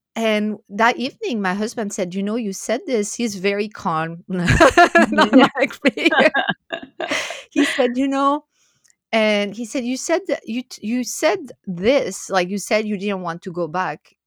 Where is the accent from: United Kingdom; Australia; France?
France; English is a second language; moved away as an adult; also born or lived in Philadelphia area, United States; now in United States; I'm originally from France